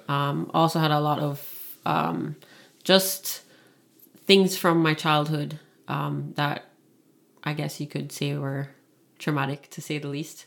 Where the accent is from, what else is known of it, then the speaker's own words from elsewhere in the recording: Kingston, Jamaica; moved away as an adult; also born or lived in Toronto, Canada; now in Niagara region, Canada; born and raised in Kingston, Jamaica, and lived there for eighteen years and then moved to Canada, Toronto, Canada, uh, when I was eighteen